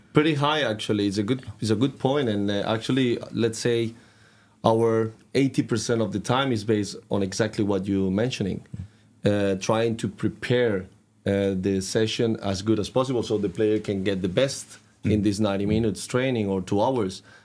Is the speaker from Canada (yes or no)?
no; Catalonia, Spain; English is a second language; moved away as an adult; now in Trondheim, Norway; from a, village in the coast, in the north of Barcelona